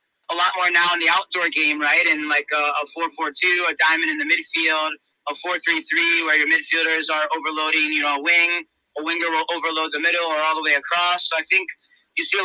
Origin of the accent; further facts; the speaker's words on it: South Florida, United States; moved away; I grew up in South Florida, so I played a little bit of futsal growing up